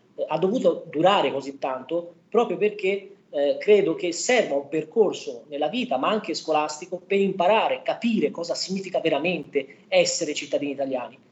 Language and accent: Italian; Romania; now in Prato, Italy; la mia, la comunità rumena